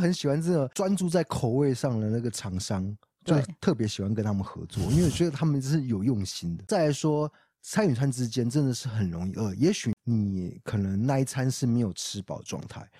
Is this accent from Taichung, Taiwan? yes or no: no; Kaohsiung, Taiwan; 然后我又发现一件事情，就是台南人说馍。那我们高雄人是说“买”， 对，这是我我的小观察。